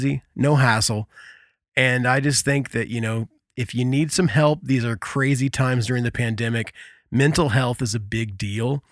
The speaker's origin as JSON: {"language": "English", "region": "Indiana", "country": "United States", "said": "We're from Indiana"}